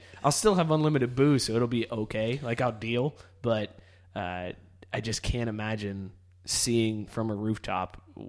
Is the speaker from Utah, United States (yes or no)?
no; Northeast Ohio, United States; I'm from Northeast Ohio, and growing up, I was a big Indians fan as a kid because that was the team near me.